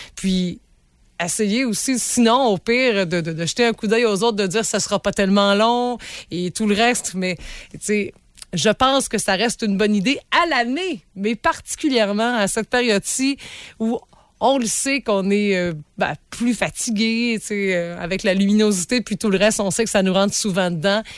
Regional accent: Rimouski, Quebec, Canada; Chez nous, à Rimouski

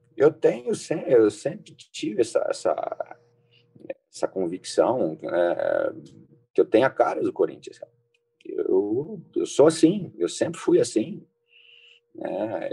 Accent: São José do Rio Preto, São Paulo, Brazil; Eu sou de São Paulo, sou de São José do Rio Preto, né? Mirassol, ali do lado.

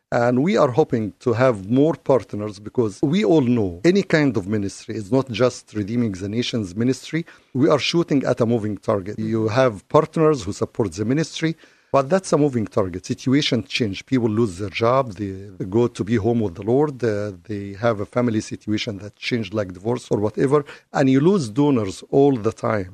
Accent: Egypt; now in United States; I'm originally from Egypt

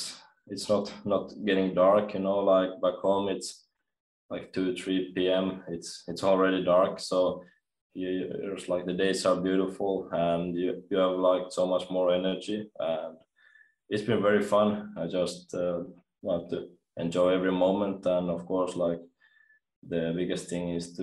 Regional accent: Espoo, Uusimaa, Finland; moved away; I'm from Espoo, Finland

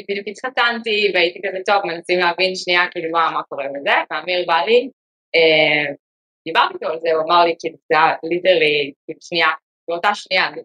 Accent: Israel; moved away as an adult; also born or lived in Silicon Valley, United States; now in New York, United States; אה, בעצם בתור ילדה עברתי בסיליקון וואלי, דרך העבודה של אבא שלי, עבר אבא עבד באפלייד מטריאס, אז היינו פה חמש שנים בתור ילדה, חזרנו לארץ.

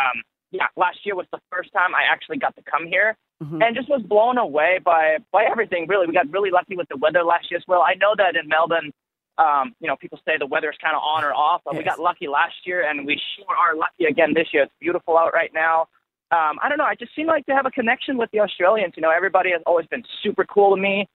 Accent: Germany; moved away as an adult; now in United States; I'm originally from Germany

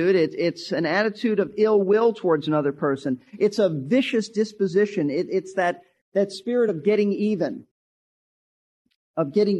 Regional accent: New York City, New York, United States; I was raised in Brooklyn, New York

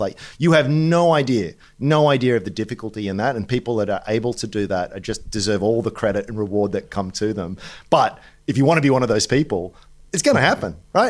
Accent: Australia; even as an Australian

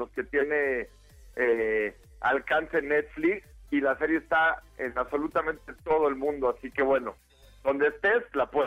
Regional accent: Mexico City, Mexico; yo como buen chilango, pues me crié con el pastor

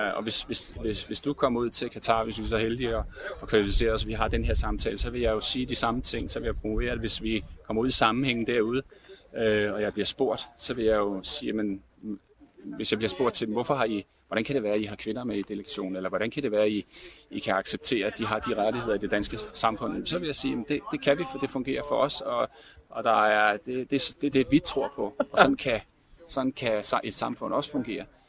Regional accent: Denmark; vi som danskere

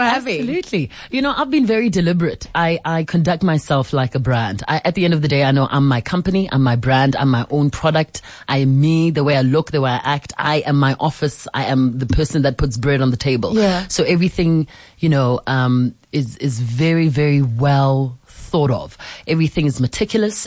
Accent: South Africa; I'm South African

